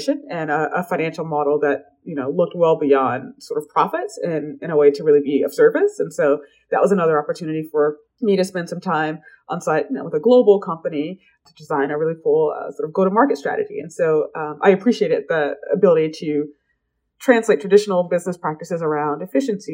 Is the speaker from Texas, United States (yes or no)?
no; Atlanta, Georgia, United States; I grew up in Atlanta. I like to say it's like the area that … raps about